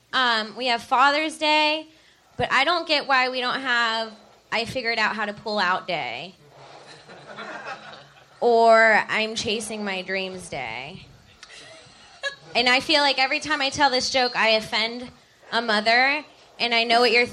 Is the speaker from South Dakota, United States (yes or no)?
no; Palm Bay, Florida, United States; moved away; I grew up in Florida